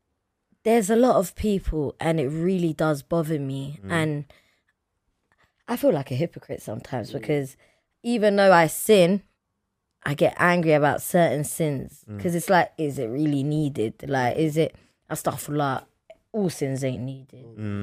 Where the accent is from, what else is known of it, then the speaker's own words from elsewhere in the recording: United Kingdom; I know, but I'm British.